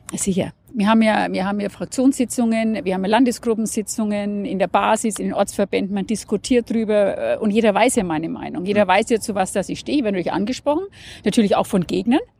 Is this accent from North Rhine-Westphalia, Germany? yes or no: no; Nuremberg, Bavaria, Germany; ich komme aus Nürnberg. Das heißt, ich vertrete den Stimmkreis Nürnberg hier im Deutschen Bundestag